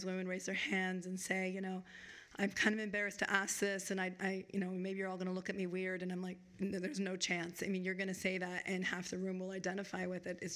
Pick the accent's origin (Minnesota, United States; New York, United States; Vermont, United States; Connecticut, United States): Vermont, United States; now in Chicago, United States; I grew up in Vermont because my dad had taken a job back in Vermont